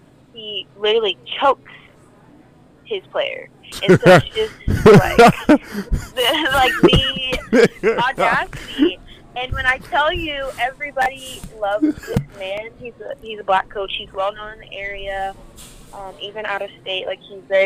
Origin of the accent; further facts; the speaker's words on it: Phoenix, Arizona, United States; I grew up in South Phoenix, and people still, like, call me white girl.